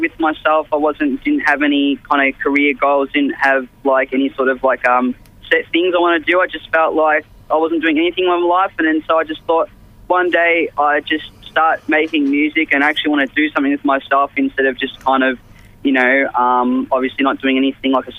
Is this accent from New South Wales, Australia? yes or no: no; Melbourne, Victoria, Australia; I'm obviously from Melbourne. I live out just past Essendon Way